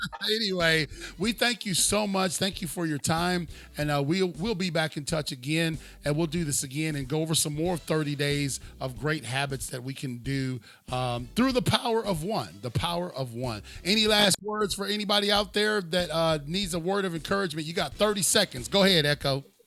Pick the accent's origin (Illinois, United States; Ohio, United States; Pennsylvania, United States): Ohio, United States; Cleveland; I'm from Cleveland